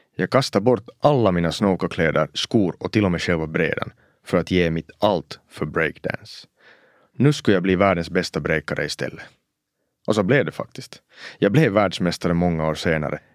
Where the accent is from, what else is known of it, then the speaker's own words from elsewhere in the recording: Oulu, North Ostrobothnia, Finland; first language Swedish; Att växa upp som en finlandssvensk pojke i finska Uleåborg på 90-talet